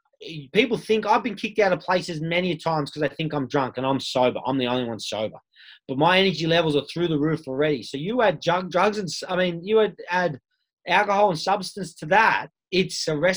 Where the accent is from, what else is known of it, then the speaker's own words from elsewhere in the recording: Sydney, New South Wales, Australia; I grew up in Bondi